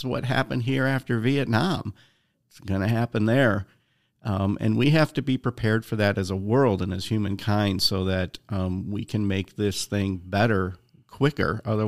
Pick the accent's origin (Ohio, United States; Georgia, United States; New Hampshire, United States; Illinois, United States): Illinois, United States; Chicago; You know, I'm from the South Side of Chicago, so I like Chicago style pizza